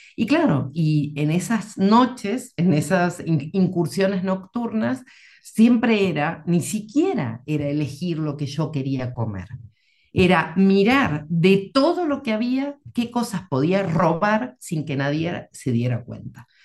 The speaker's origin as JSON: {"language": "Spanish", "country": "Argentina", "moved": "yes", "lives_now": "Madrid, Spain", "said": "vivo en Madrid, en España, pero soy argentina de mm. origen"}